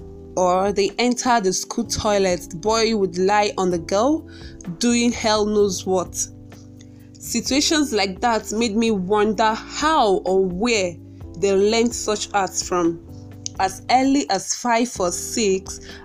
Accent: Awka, Anambra, Nigeria; I hail from Awka, Anambra State

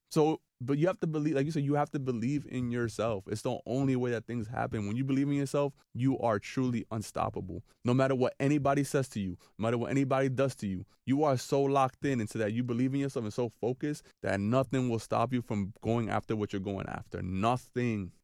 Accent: New York City, New York, United States; a Dominican, born and raised in New York City

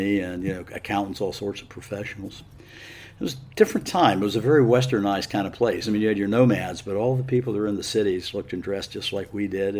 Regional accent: Pittsburgh, Pennsylvania, United States; moved away; also born or lived in Norman, Oklahoma / Dallas, Texas; we moved to Dallas briefly, and then to Pittsburgh, Pennsylvania, where my dad was led a research team at Gulf Research and Development in Harmerville

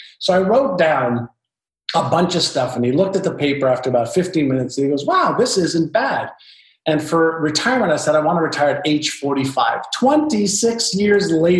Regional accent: Montreal, Quebec, Canada; English is a second language; also born or lived in Israel; when I moved from Israel to Montreal, Canada, I was just learning the Hebrew language as a 5-year-old

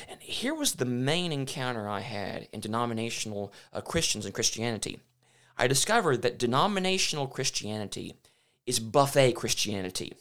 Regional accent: Memphis, Tennessee, United States; also born or lived in Michigan; I was born in Memphis, Tennessee. I spent twenty-three years of my life under Bishop Don Johnson at Railroad Church there in Memphis.

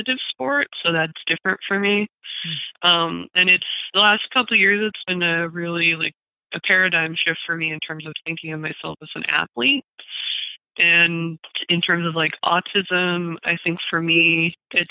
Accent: Redlands, California, United States; my hometown of Redlands, California

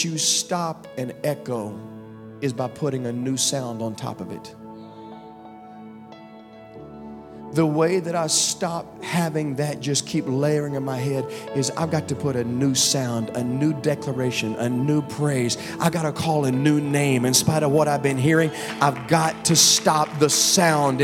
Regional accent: Virginia, United States; I grew up in Virginia, and we used to, as a family, go to this place called Hungry Mother Park

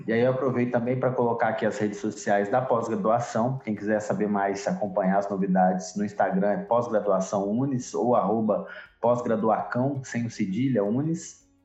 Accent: Minas Gerais, Brazil; Nós como mineiros aqui, nosso estado como ele é diverso

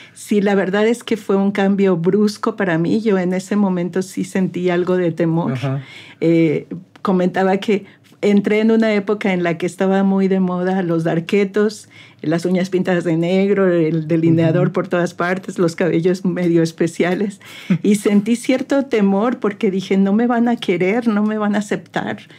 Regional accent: Mexico City, Mexico; moved away as an adult; also born or lived in United States; now in Saltillo, Mexico; soy originaria de la Ciudad de México, pero hay mucha gente que dice que soy de Saltillo y orgullosamente digo que sí soy de Saltillo, porque ya tengo pues más de 30 años de vivir aquí

